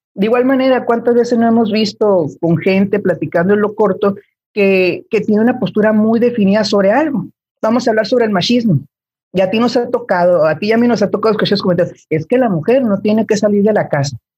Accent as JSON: {"language": "Spanish", "country": "Mexico", "said": "tú y yo somos de México"}